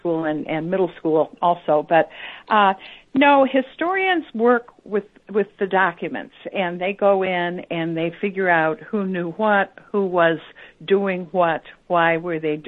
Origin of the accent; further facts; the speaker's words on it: North St. Louis County, Missouri, United States; I grew up in North St. Louis County, in the neighborhoods where we discuss in the book.